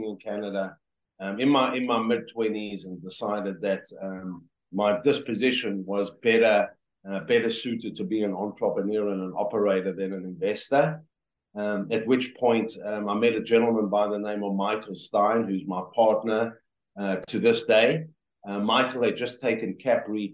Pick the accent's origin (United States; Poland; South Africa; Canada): South Africa; moved away as an adult; born and raised in South Africa